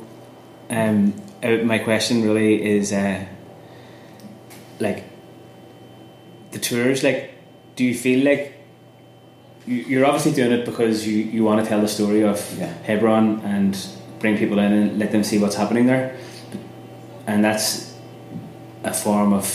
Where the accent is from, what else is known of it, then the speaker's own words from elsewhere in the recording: Belfast, Northern Ireland, United Kingdom; So we're from Andytown is where we grew up, but it's kind of like an extension of the Falls Road